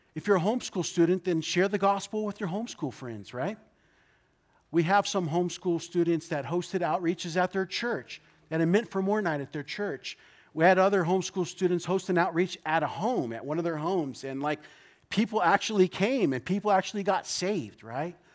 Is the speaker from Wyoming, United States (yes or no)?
no; Orange County, California, United States; I am from Orange County